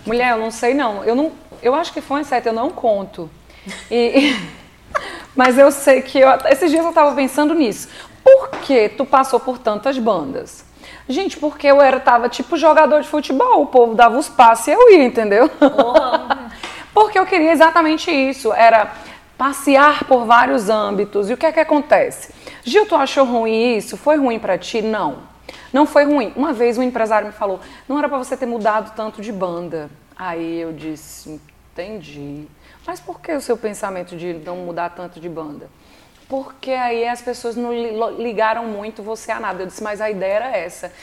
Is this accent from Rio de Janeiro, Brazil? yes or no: no; Lajedo, Pernambuco, Brazil; moved away; also born or lived in Ceará; Lá onde eu nasci, em Lagedo, Pernambuco. Eu sou pernambucana